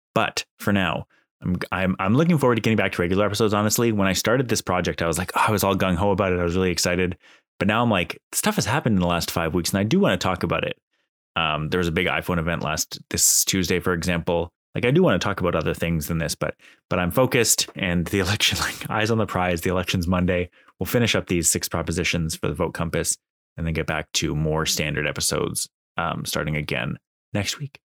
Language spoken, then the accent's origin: English; Canada; as a Canadian